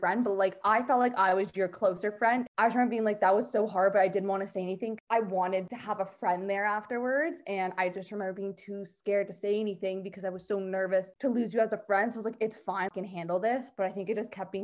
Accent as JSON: {"language": "English", "area": "Greater Toronto Area, Toronto", "region": "Ontario", "country": "Canada", "said": "I am from GTA, Toronto."}